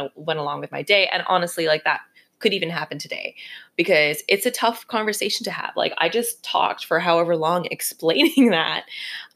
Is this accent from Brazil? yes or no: no; Canada; I grew up in Canada